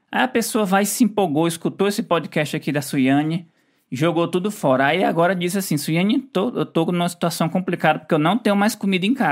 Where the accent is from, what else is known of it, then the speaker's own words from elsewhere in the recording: Ceará, Brazil; Eu sou cearense, adoro comer farofa.